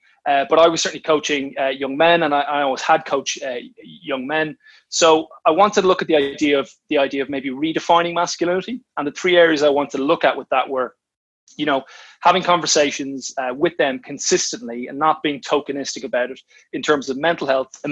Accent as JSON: {"language": "English", "country": "Ireland", "moved": "yes", "lives_now": "England, United Kingdom", "said": "I'm an Irishman"}